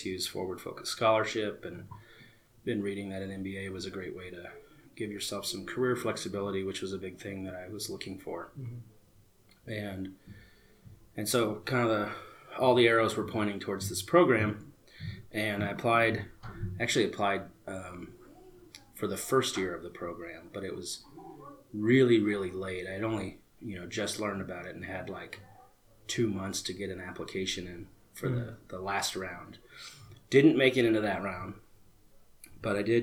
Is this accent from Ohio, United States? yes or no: no; Phoenix, Arizona, United States; also born or lived in Prescott, Arizona; I'm born and raised in Phoenix, Arizona